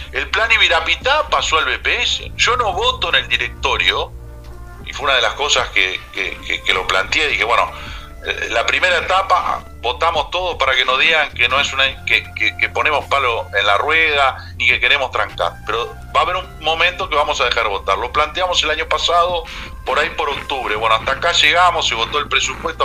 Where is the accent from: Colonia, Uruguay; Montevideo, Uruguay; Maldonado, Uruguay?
Maldonado, Uruguay; yo soy de Maldonado